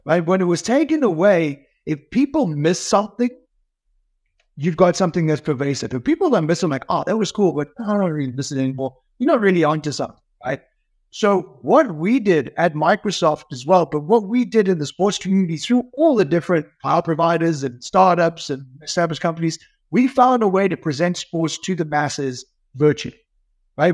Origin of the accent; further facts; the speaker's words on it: South Africa; moved away; growing up in South Africa